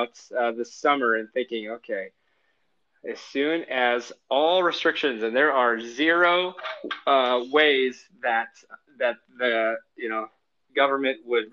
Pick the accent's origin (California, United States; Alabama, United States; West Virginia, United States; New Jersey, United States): California, United States; San Diego